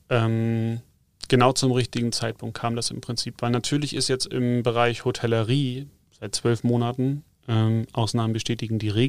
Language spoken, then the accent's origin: German; North Germany, Germany; now in South Germany; Wie gesagt, ich komme zwar aus dem Norden, aber eigentlich habe ich immer mehr Bezug zu den Bergen als zum Wasser gehabt. Und insofern war es nicht verwunderlich, dass ich mich hier unten im Süden mal, mal niederlasse.